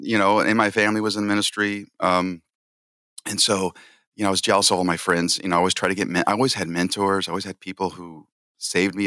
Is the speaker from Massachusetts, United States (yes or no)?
no; San Jose, California, United States; this big church, um, in San Jose, California, which is my hometown